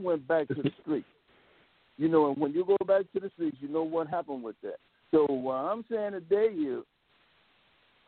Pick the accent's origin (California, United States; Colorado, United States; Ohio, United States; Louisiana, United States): California, United States; Los Angeles; I'm from Slauson, this is Los Angeles